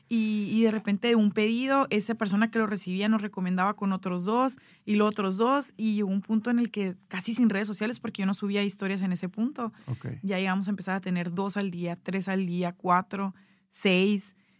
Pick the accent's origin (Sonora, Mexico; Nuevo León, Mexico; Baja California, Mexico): Sonora, Mexico; Hermosillo; moved away as an adult; also born or lived in Ciudad Obregón / Mexico City / Guadalajara / Zacatecas; soy de Hermosillo